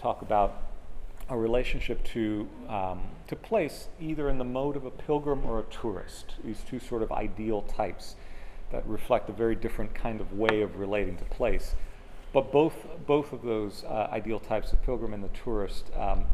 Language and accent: English; Miami, Florida, United States; moved away as an adult; also born or lived in Clearwater, Florida / Orlando, Florida; now in Gainesville, United States; I grew up in Miami